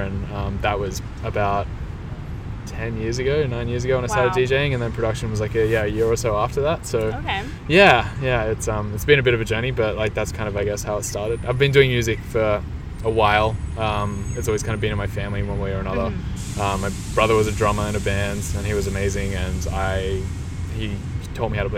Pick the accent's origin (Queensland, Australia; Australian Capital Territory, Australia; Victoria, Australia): Australian Capital Territory, Australia; Canberra; I'm from Canberra, so Canberra is the capital of Australia